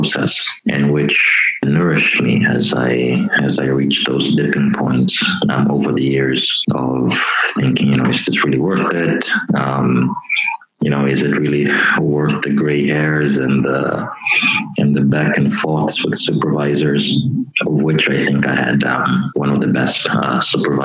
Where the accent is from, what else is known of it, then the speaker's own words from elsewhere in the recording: Angola; I come from Angola, and I understand the realities of Angola.